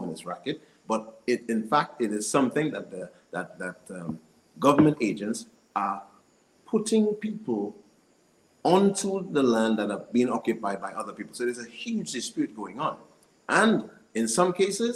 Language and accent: English; Saint Joseph, Dominica; I grew up in the St. Joseph area. I spent most of my youth on the lands